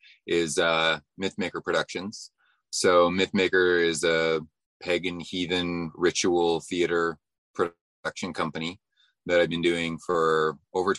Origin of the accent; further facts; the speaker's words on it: Ontario, Canada; moved away as an adult; now in British Columbia, Canada; I did grow up in Canada and was born in Canada. I grew up out east in Ontario